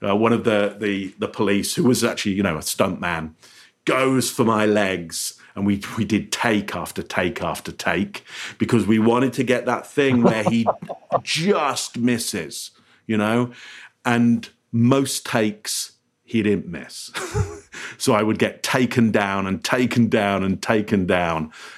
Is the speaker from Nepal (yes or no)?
no; England, United Kingdom; now in Canada; So I live in Canada, Ontario, Canada. As you can hear from my voice, I'm English originally, so I moved here.